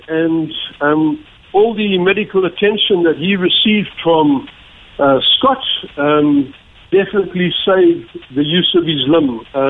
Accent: South Africa; And being in South Africa, being in Ireland and being in South African

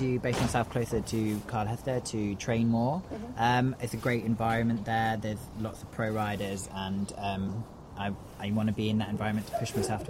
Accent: Chichester, South East England, United Kingdom; I'm from Chichester in West Sussex.

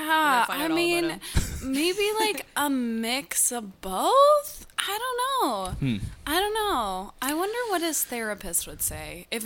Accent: Calgary, Alberta, Canada; moved away as an adult; also born or lived in Montreal; now in Toronto, Canada; I'm from Calgary.

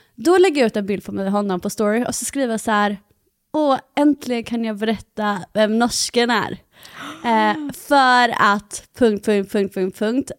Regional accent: Halland County, Sweden; accent: halländska; när jag pratar med mina föräldrar och sånt, då pratar jag mycket mer halländska också.

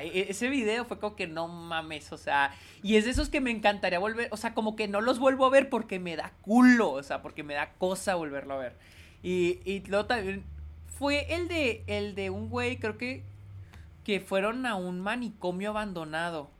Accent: Mexico; now in El Paso, United States; En México no solemos usar esta palabra

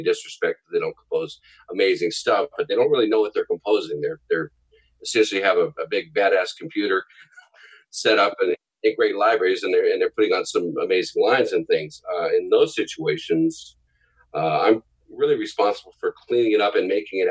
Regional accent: San Diego, California, United States; moved away as an adult; also born or lived in Kentucky / Boston / Cleveland / Nashville; now in Los Angeles, United States; I grew up in San Diego and not raised there. I was born in Kentucky, of all places, and then moved to San Diego when I was real young. And I grew up and went to school there and everything.

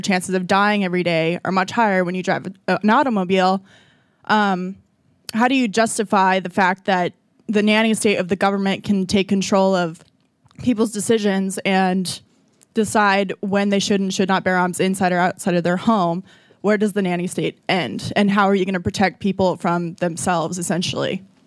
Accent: Arizona, United States; now in Washington, D.C., United States; I'm from Arizona

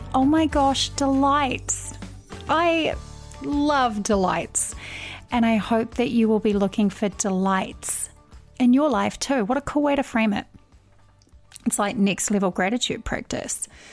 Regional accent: New Zealand; now in Minnesota, United States; I love living in Minnesota, being a New Zealander

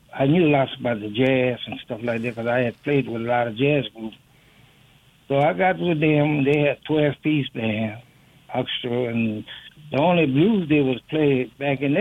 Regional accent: Louisiana, United States; moved away as an adult; also born or lived in Chicago / Mississippi; I said, "I'm from the South, man." "It's South." He said, "And in Ola?" I said, "No, Louisiana."

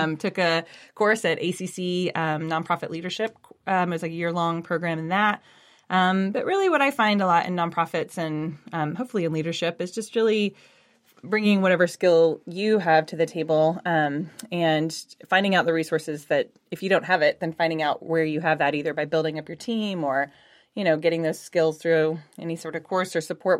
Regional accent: Houston, Texas, United States; moved away as an adult; now in Austin, United States; I'm originally from Houston, but came up to go to school, um, here at U T studying ecology, and then just stayed

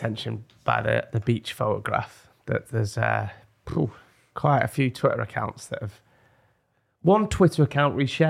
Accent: York, Yorkshire and the Humber, United Kingdom; And I was born in York.

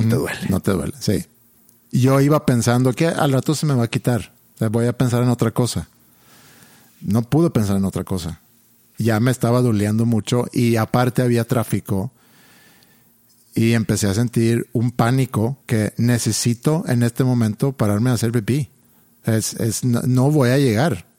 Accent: Sweden; now in Mexico; crecí yo en Suecia

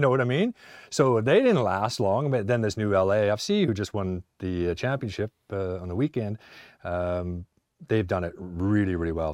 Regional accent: Canada; moved away; also born or lived in Ipswich, England; being Canadian

